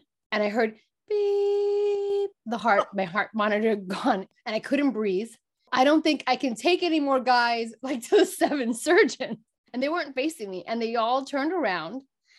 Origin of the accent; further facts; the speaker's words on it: Brooklyn, New York, United States; listen, I grew up in Brooklyn, New York.